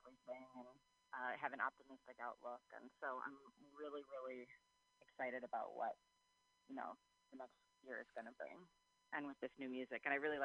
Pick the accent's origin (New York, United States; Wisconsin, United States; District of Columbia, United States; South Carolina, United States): Wisconsin, United States; Milwaukee; moved away as an adult; now in Los Angeles, United States; Yeah, I actually am born and raised in Milwaukee, Wisconsin, so I'm a cheesehead through and through.